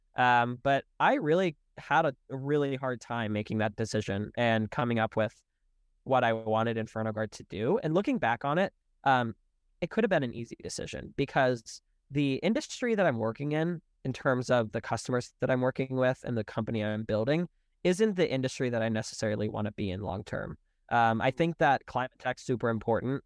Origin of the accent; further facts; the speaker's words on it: Charlotte, North Carolina, United States; moved away; I'm originally from Charlotte